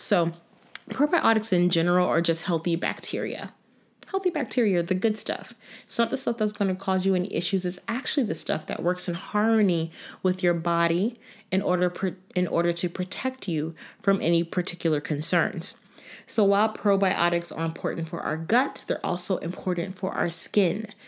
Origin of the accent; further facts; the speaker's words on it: Florida, United States; also born or lived in New York, New Jersey area; now in New York/New Jersey area, United States; I'm from Florida